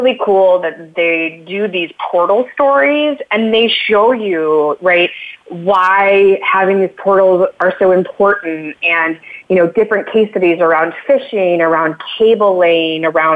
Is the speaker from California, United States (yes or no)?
no; Illinois, United States; I grew up in Illinois, right? I grew up surrounded by corn